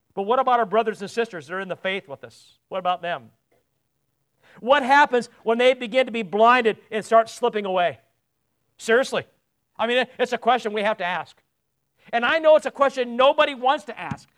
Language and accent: English; United States; also born or lived in England; me as an American